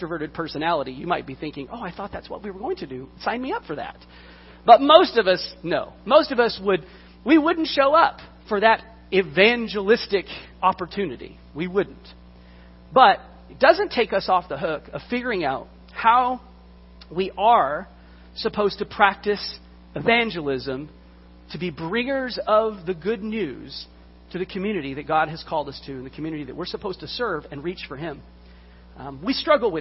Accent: Texas, United States; When I was a kid, I grew up in Texas in the 1970s, 1980s

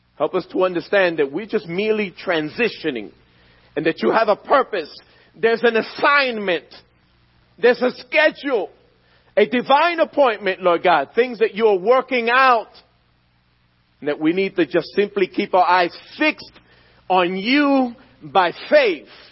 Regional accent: Philadelphia, Pennsylvania, United States; I was born and raised in Philadelphia, in the streets of North Philadelphia.

